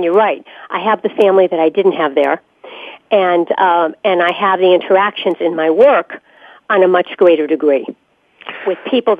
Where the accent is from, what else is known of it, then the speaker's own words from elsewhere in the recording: New England, United States; moved away as an adult; also born or lived in the South (near the Outer Banks); I'm from New England originally, lived there my whole life, and then went to the South for 15 years and lived in a beautiful coastal environment on the water near the Outer Banks, not in the Outer Banks